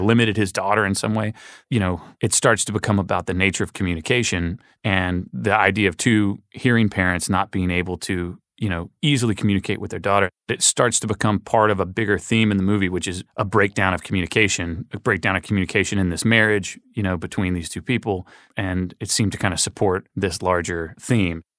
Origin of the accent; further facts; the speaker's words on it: Little Rock, Arkansas, United States; we grew up in Little Rock, Arkansas